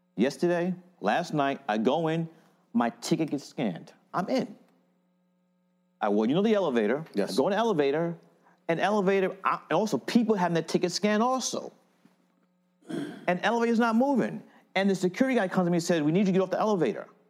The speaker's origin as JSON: {"language": "English", "town": "New York City", "region": "New York", "country": "United States", "tie": "born or raised there", "said": "I grew up in Fort Greene, Brooklyn"}